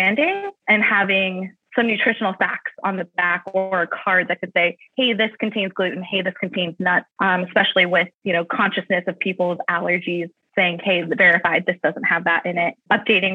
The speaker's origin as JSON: {"language": "English", "town": "Columbus", "region": "Ohio", "country": "United States", "also_born_or_lived": "United Kingdom / Tucson, Arizona", "moved": "as an adult", "said": "I say I'm from Columbus. My family's been here for numerous years"}